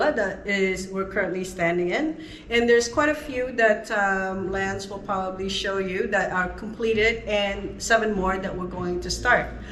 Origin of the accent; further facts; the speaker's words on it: Toronto, Ontario, Canada; moved away as an adult; now in Dominican Republic; I'm from Toronto, Canada.